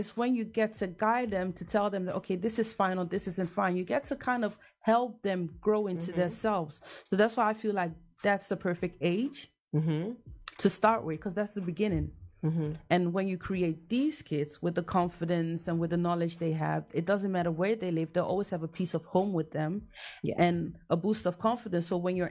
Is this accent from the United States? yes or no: no; Ghana; As a Ghanaian, trust me that I even had to redo research on Ghana as well.